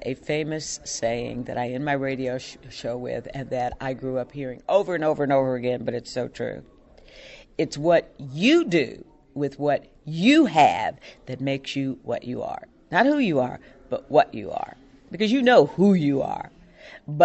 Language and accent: English; Louisville, Kentucky, United States; moved away as an adult; Because when I came here from Louisville, Kentucky, I knew no one.